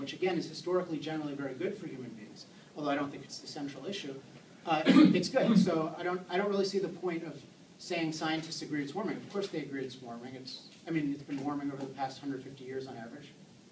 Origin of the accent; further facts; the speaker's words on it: East Coast, United States; now in Southern California, United States; I was born on the East Coast